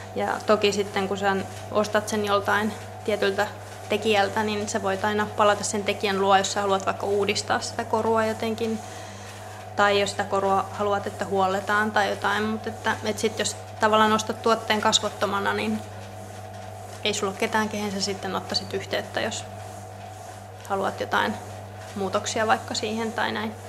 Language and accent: Finnish; Helsinki, Uusimaa, Finland; moved away; Mä oon Helsingistä kotoisin